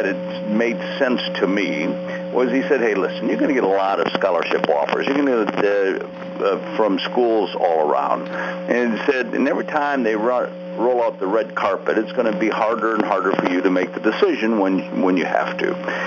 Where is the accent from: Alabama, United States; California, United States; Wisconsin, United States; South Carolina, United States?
Wisconsin, United States; Appleton; I grew up in Appleton, Wisconsin